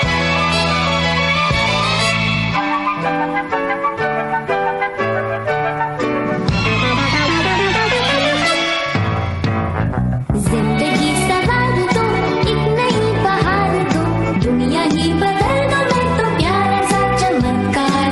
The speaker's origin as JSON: {"language": "English", "region": "Northeast India", "country": "India", "tie": "born or raised there", "said": "I am an Indian. Specifically, I'm from the northeastern region of India"}